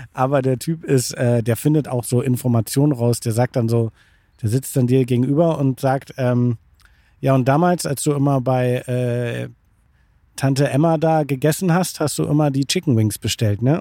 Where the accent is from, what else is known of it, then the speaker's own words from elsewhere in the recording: Bremervörde, Lower Saxony, Germany; Ich komme aus dem beschaulichen Bremerförde. Das liegt zwischen Hamburg und Bremen